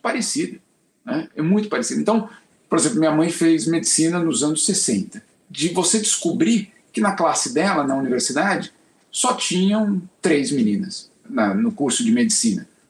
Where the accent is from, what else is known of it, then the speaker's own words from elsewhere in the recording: São Paulo, Brazil; crescer em São Paulo na década de 80